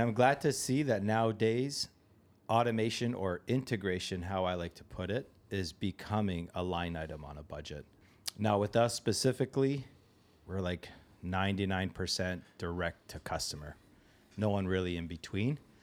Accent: Toronto, Ontario, Canada; a place nearby where I grew up in Toronto.

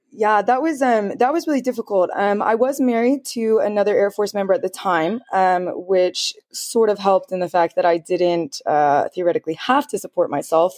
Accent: Philadelphia, Pennsylvania, United States; moved away; I'm from the Philadelphia area of Pennsylvania

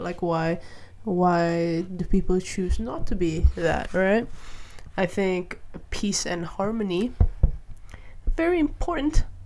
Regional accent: Malaysia; I grew up in Malaysia

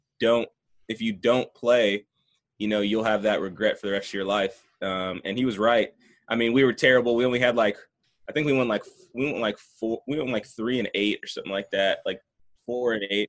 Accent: Franklin, Tennessee, United States; also born or lived in Maryland; born and raised in Franklin, Tennessee

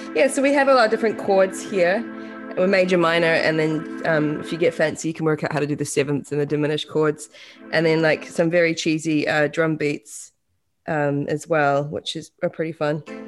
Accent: Auckland, New Zealand; moved away as an adult; also born or lived in Australia; now in United States; was born in, uh, West Auckland

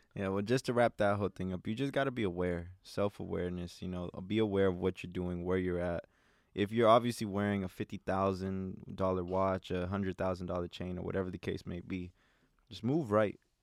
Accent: Los Angeles, California, United States; I grew up in South Central

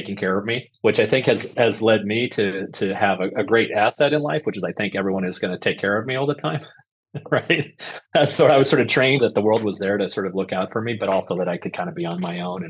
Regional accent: Reno, Nevada, United States; moved away as an adult; I grew up in the dusty streets of a dusty town, Reno, Nevada

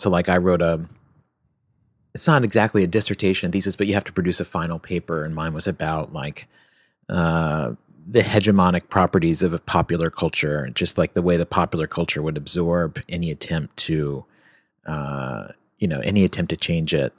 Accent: Virginia, United States; also born or lived in New York; now in Los Angeles, United States; growing up in Virginia

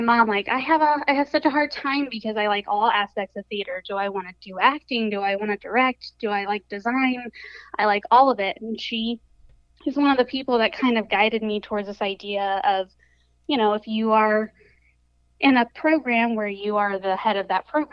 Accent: Summerville, South Carolina, United States; I grew up in the Lowcountry of South Carolina

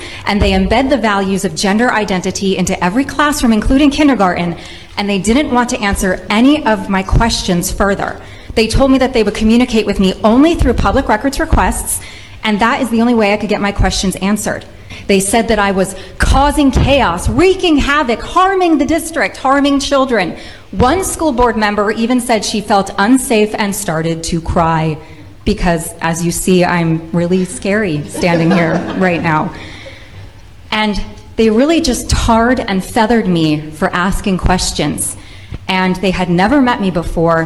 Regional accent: Rhode Island, United States; I am a mother from Rhode Island

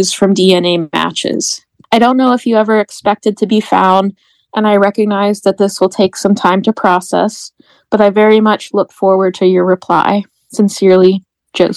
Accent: Greensburg, Pennsylvania, United States; also born or lived in Pittsburgh, Pennsylvania; I grew up in Greensburg, Pennsylvania

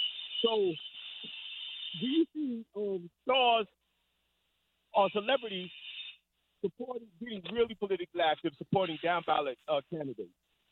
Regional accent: New York City, New York, United States; now in South Carolina, United States; I live in South Carolina, but I'm from Harlem.

